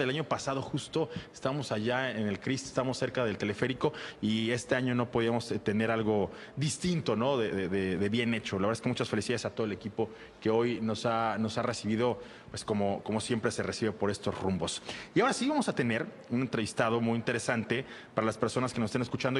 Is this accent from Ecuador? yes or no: no; Mexico